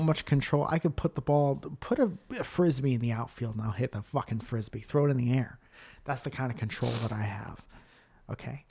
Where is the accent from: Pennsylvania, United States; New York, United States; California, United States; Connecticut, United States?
Connecticut, United States; Stratford; where I grew up in Stratford, Connecticut